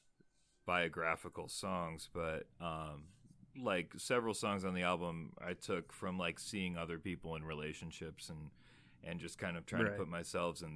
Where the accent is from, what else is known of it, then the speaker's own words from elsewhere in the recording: Chicago, Illinois, United States; moved away as an adult; also born or lived in Arizona / Nashville, Tennessee; now in Iowa City, United States; I grew up in Chicago. I did my freshman year at Arizona State, and then transferred to Iowa